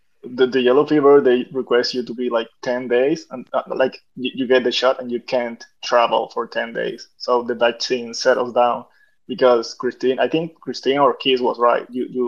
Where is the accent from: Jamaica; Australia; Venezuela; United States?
Venezuela; I am from a tropical country. I'm from Venezuela.